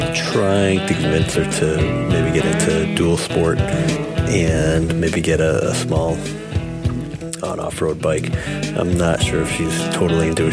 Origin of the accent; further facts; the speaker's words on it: Springfield, United States; I was born in Springfield.